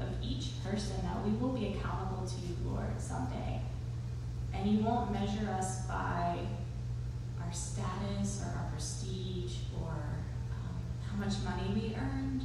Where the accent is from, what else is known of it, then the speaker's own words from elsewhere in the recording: Texas, United States; as a Texan